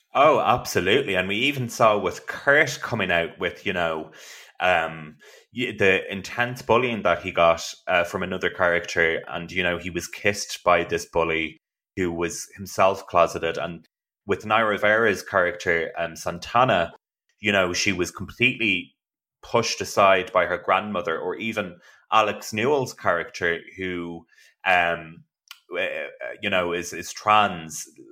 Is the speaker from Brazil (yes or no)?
no; Ireland; I am from Ireland